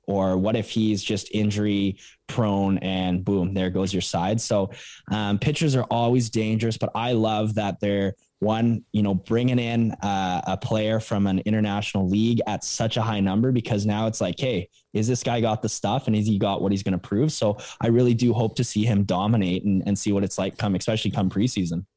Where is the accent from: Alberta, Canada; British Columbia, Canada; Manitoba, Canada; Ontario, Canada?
Alberta, Canada; Calgary; Calgary, my hometown